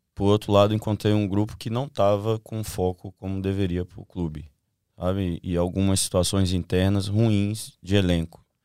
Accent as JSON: {"language": "Portuguese", "town": "Nova Friburgo", "region": "Rio de Janeiro", "country": "Brazil", "tie": "born or raised there", "moved": "yes", "said": "Com seis anos de idade, eu tava dentro do Friburguense, que é a cidade onde eu nasci, Nova Friburgo"}